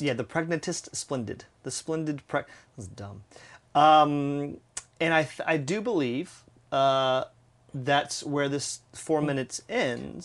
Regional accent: United States; as an American

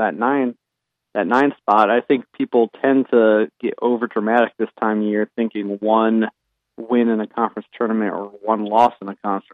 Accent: Colorado, United States; now in Tallahassee, United States; I'm originally from Colorado

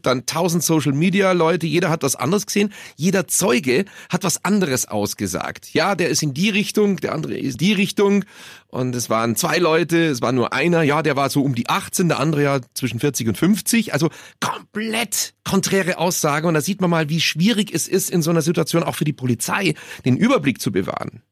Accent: Munich, Bavaria, Germany; aus München. Ach so, ja dann, ja. Man verliert als Münchner

